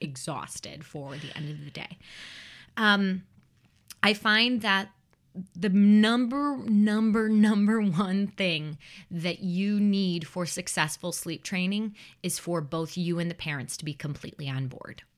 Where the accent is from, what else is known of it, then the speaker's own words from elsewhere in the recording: Chicago, Illinois, United States; I grew up in the Chicagoland area